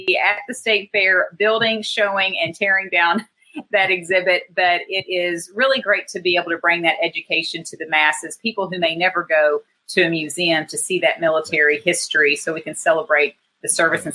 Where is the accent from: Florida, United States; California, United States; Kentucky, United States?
Kentucky, United States; Augusta; also born or lived in Maysville, Kentucky; my hometown of Augusta, Kentucky